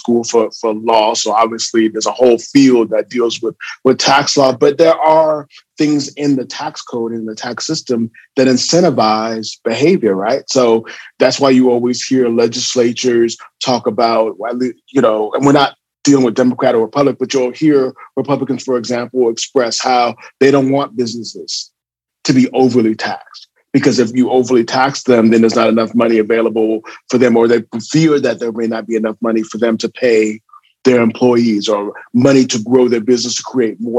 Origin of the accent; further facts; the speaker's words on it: California, United States; moved away as an adult; also born or lived in Atlanta, Georgia; I'm from California. So born and raised, went out to Morehouse, class of 93.